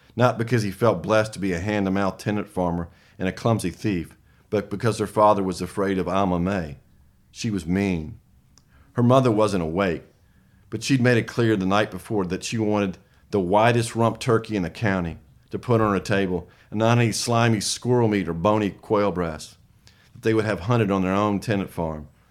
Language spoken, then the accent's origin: English; the South, United States; accent: Southern